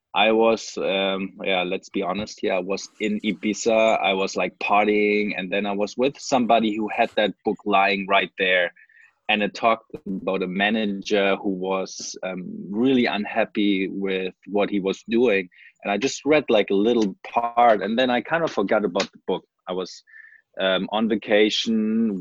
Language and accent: English; Germany; moved away as an adult; also born or lived in Hawaii / Sintra; after I finished high school in Germany, I went to college in Hawaii